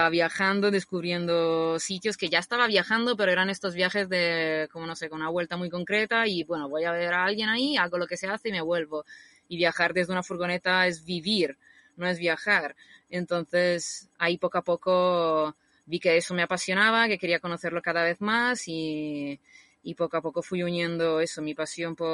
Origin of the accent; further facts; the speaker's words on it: Rimini, Emilia-Romagna, Italy; Spanish is a second language; moved away as an adult; also born or lived in Bologna / Madrid; now in Spain; Yo, Rimini se llama, es una ciudad que está en el mar Adriático. Una ciudad así de mar y playas con sombrillas de colores